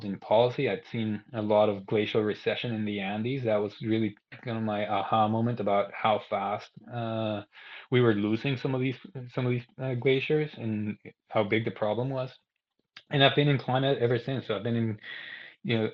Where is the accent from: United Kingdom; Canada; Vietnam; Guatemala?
Guatemala; moved away as an adult; also born or lived in Arkansas / North Carolina / Australia / Ecuador; I'm originally from Guatemala. I grew up there. I was born and raised there